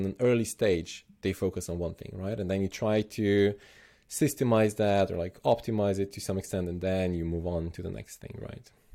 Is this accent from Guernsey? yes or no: no; Slovenia; I'm originally from Slovenia